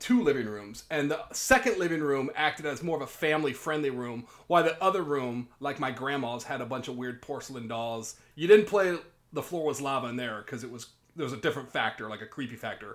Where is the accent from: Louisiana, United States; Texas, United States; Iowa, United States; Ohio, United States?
Iowa, United States; Davenport; I'm from Davenport, too.